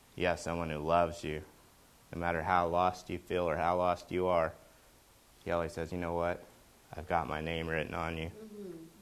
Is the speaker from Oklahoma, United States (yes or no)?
yes; Oklahoma, United States; accent: Okie; my Okie accent